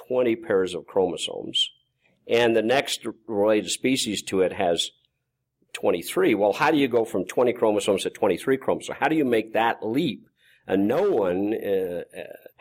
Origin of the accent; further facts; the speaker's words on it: Malta, Idaho, United States; I grew up in Malta, Idaho